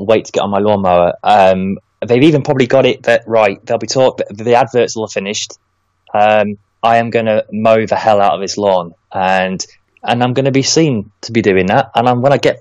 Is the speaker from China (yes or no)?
no; Lincoln, East Midlands, United Kingdom; I'm from Lincoln.